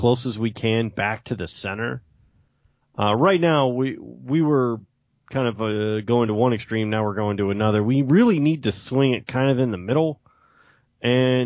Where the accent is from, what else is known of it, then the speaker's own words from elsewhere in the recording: United States; We are uniquely American